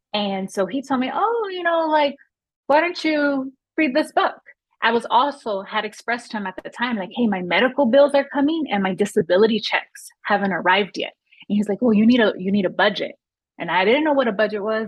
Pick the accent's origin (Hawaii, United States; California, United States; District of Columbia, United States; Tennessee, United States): California, United States; Los Angeles; I grew up in Los Angeles in a neighborhood that at the time had a lot of gun violence